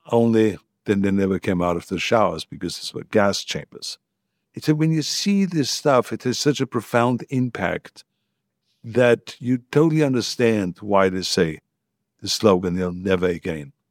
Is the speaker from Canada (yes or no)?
no; Austria; English is a second language; now in United States; None of it was ever spoken about when I grew up. There was no one that ever talked about the war. I learned everything about the history in America.